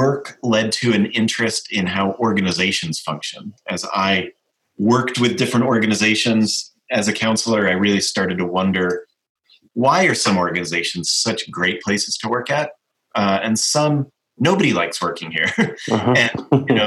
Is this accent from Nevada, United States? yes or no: no; Colorado Springs, Colorado, United States; I was born in Colorado Springs, Colorado, in the western part of the United States near the Rocky Mountains